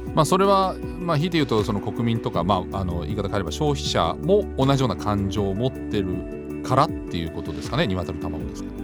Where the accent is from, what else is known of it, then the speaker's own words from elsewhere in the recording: Germany; now in Japan; 私のふるさとのドイツ